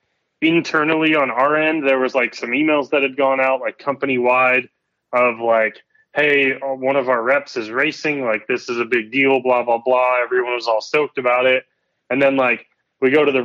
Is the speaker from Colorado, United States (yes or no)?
yes; Colorado, United States; also born or lived in East Coast; now in Southern California, United States; I grew up in Colorado